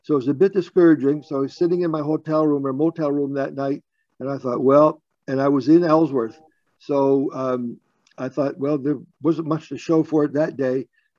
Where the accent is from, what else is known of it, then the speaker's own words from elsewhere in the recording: Yarmouth, Nova Scotia, Canada; I grew up in Yarmouth.